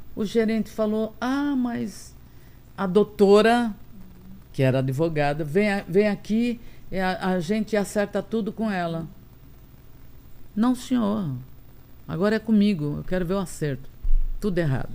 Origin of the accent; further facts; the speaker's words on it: Tambaú, Paraíba, Brazil; eu nasci em Tambaú